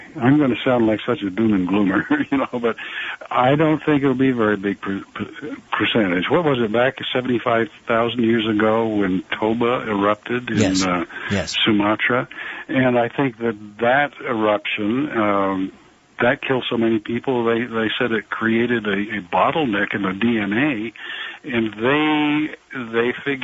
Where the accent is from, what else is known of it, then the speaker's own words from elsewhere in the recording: Vermont, United States; I grew up in Vermont, so not too far away from you. And as I was growing up, there were absolutely no moose in Vermont